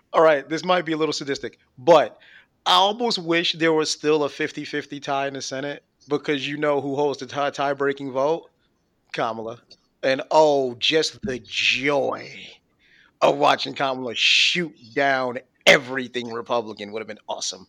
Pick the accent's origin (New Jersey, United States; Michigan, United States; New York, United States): New York, United States; Buffalo; moved away; I'm originally from Buffalo